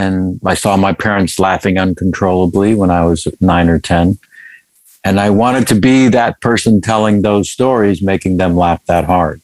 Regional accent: San Francisco, California, United States; moved away; also born or lived in Los Angeles; I'm from that grand city, of course. And people think I'm from New York. It's probably an attitude problem. But I'm from there.

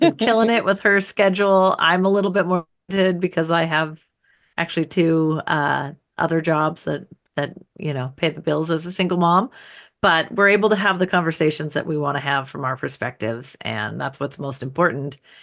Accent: United States; as an American citizen

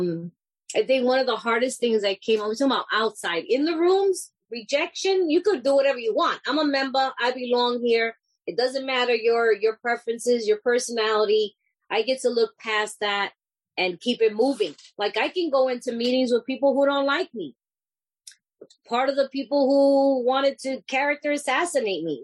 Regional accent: New York City, New York, United States; I'm this Puerto Rican, you know, I'm from New York City

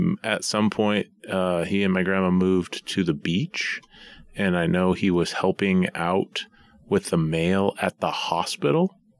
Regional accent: East Coast, United States; I never went myself, but growing up on the East Coast, I'd always heard about nature's classroom.

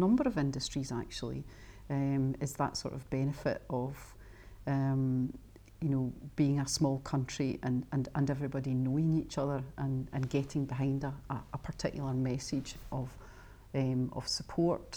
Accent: Scotland, United Kingdom; as a Scot

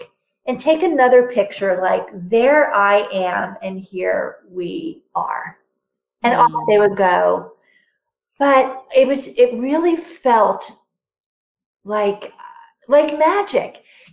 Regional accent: New York, United States; I'm a New Yorker. I'm an East Coaster for most of my life

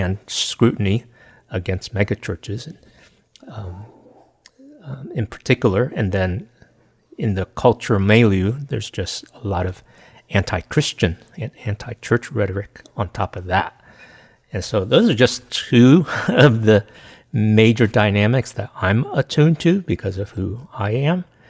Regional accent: United States; I'm Chinese American

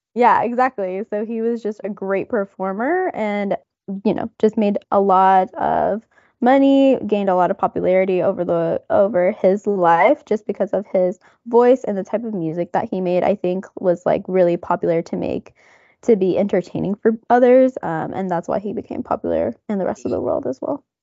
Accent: United States; I'm from the United States

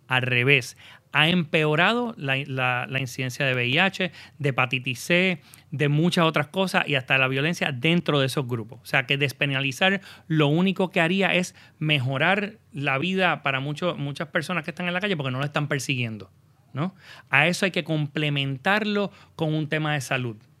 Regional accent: Puerto Rico

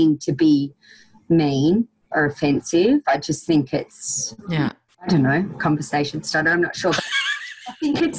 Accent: Orange, New South Wales, Australia; And I'm from Orange. I grew up here, which is Central West New South Wales.

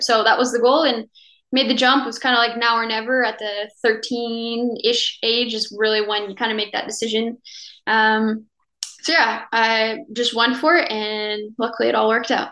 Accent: Cornwall, Ontario, Canada; moved away as an adult; also born or lived in Ottawa, Canada; now in France; I'm actually from Cornwall, Ontario, which okay. is about an hour from Ottawa. It's a little small town.

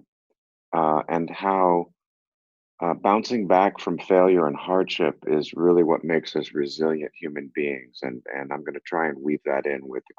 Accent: Boston, Massachusetts, United States; also born or lived in Brooklyn Heights, New York; when we were seven, we moved to Boston.

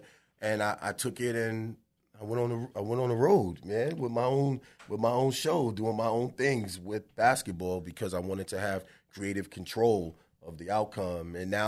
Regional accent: Bronx, New York, United States; And so we grew up in the Bronx. That's where it started for me.

